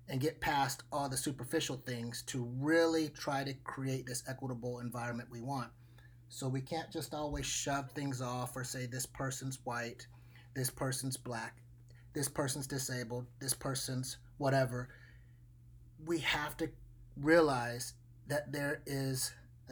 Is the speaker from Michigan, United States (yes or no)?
no; Anchorage, Alaska, United States; now in Portland, United States; I grew up in Anchorage, Alaska